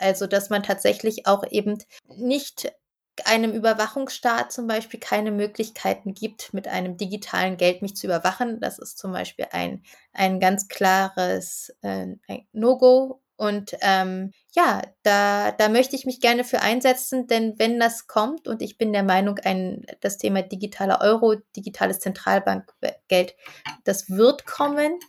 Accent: Berlin, Germany; also born or lived in Bamberg; Ich bin in Berlin aufgewachsen und lebe seit 2013 wieder hier.

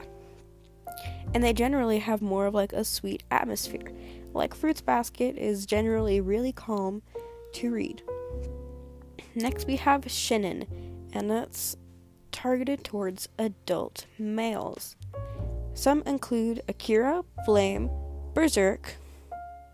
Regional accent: United States; I am American

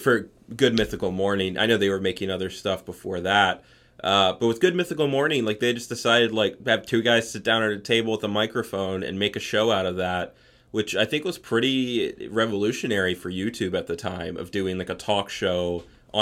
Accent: Appomattox, Virginia, United States; now in Maryland, United States; I'm from South Central Virginia. I grew up in a town called Appomattox

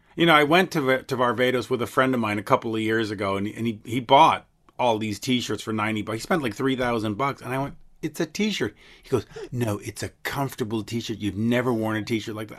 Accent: Montreal, Quebec, Canada; as we say in Montreal

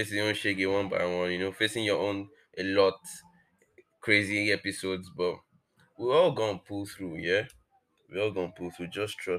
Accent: Nigeria; I'm not Nigerian.

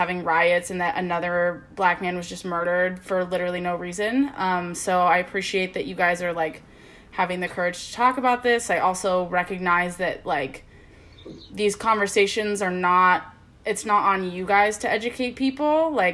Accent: Midwest, United States; I'm from the Midwest

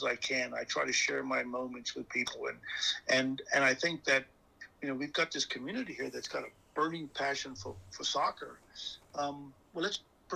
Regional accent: Bermuda; moved away; I grew up in Bermuda

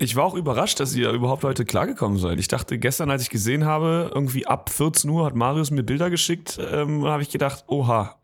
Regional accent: Germany; als Deutscher im Ausland

